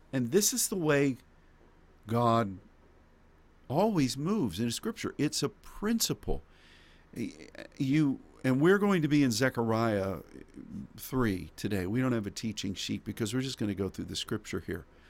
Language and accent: English; United States; as an American